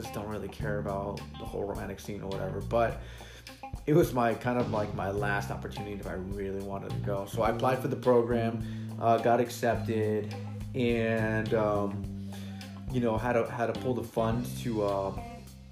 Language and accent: English; United States; I'm American